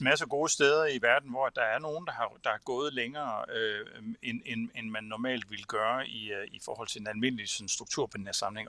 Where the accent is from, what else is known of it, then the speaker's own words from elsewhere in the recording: Samsø, Central Denmark Region, Denmark; Samsø, hvor jeg kommer fra